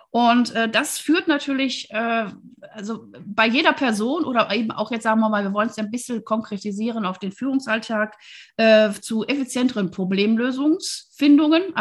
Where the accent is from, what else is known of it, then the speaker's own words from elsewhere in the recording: Wuppertal, North Rhine-Westphalia, Germany; Ich bin tatsächlich als Kind in der Lange Straße groß geworden, in Wuppertal wohlgemerkt